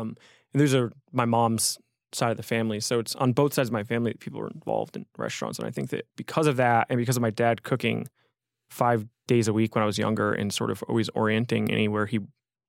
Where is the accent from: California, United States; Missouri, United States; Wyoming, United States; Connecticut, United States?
Connecticut, United States; New Haven; I grew up in around New Haven, and I was living in the Bronx.